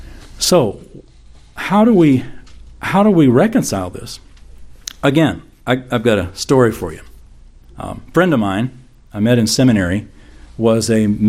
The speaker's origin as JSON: {"language": "English", "region": "the Bible Belt of the United States", "country": "United States", "tie": "born or raised there", "said": "growing up in the Bible Belt of the United States of America."}